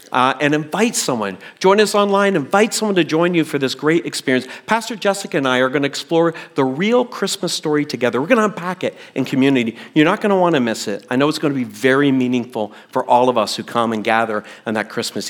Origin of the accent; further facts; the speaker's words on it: Canada; a Gen X kid growing up in Canada